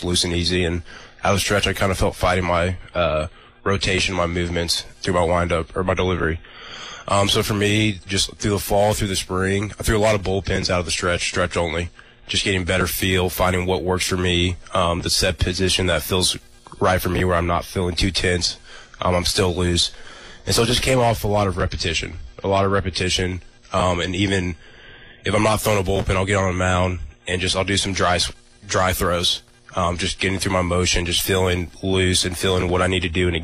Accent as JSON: {"language": "English", "town": "Kansas City", "country": "United States", "tie": "born or raised there", "moved": "yes", "said": "Growing up in Kansas City"}